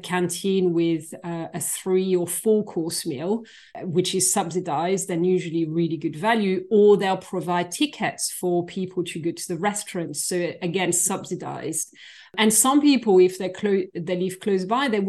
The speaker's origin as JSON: {"language": "English", "town": "Versailles", "region": "Île-de-France", "country": "France", "tie": "born or raised there", "moved": "as an adult", "lives_now": "United Kingdom", "said": "So I'm originally from France. I was born near Paris, in the suburbs of Paris and in Versailles, where we have a very famous palace"}